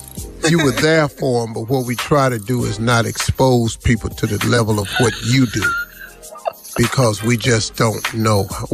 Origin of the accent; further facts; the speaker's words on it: Cleveland, Ohio, United States; I'm from Cleveland.